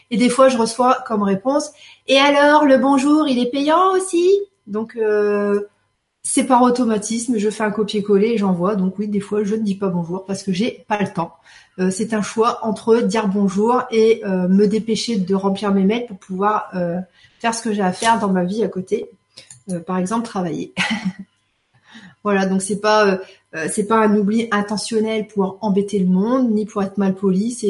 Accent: Belgium; Lénie, ouf, je suis belge. Nous, on a voté pour la bière et le chocolat.

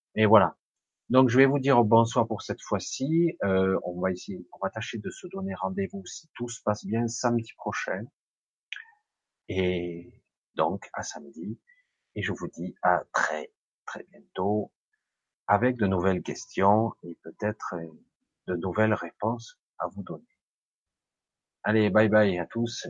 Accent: Marseille, Provence-Alpes-Côte d'Azur, France; now in Ardèche, France; je suis d'Ardèche, mais je suis né à Marseille. Je suis né à Marseille, j'ai encore un petit peu l'accent

